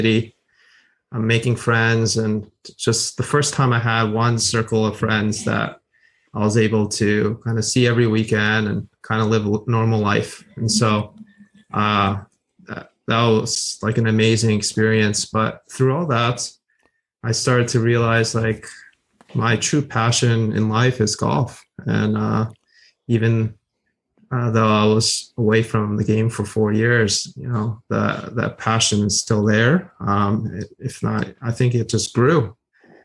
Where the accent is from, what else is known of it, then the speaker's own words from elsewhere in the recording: Wayne, New Jersey, United States; also born or lived in Indiana; I'm from Wayne, New Jersey